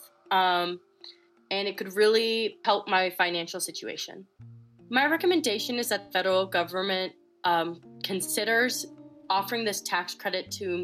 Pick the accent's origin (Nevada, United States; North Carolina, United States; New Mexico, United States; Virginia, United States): New Mexico, United States; Santa Fe; I grew up in Santa Fe, New Mexico.